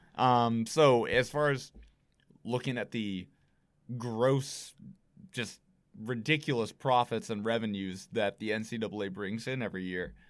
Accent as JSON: {"language": "English", "town": "Brewster", "region": "Massachusetts", "country": "United States", "tie": "born or raised there", "said": "growing up in Brewster"}